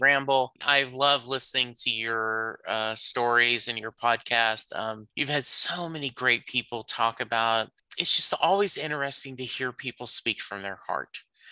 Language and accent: English; Louisiana, United States; now in Dallas, United States; Growing up in Louisiana